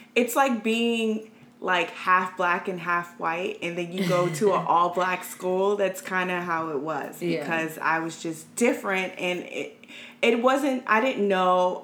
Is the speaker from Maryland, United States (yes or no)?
yes; Maryland, United States; I'm from here. I'm from Maryland. Well, now we're in DC, but I am from this area. And I grew up partially on a military base.